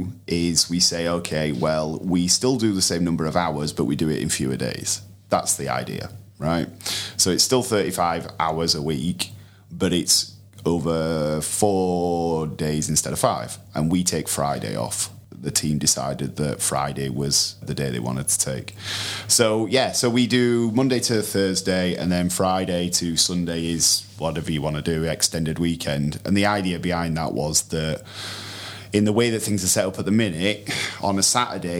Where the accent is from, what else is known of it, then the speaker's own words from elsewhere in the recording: United Kingdom; we're hopelessly British